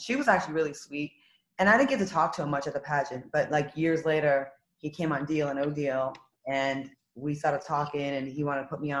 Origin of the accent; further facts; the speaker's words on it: Rhode Island, United States; moved away as an adult; also born or lived in Los Angeles; I'm from Rhode Island.